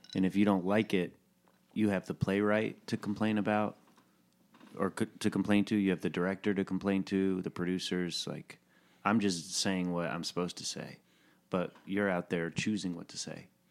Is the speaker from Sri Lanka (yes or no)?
no; Chattanooga, Tennessee, United States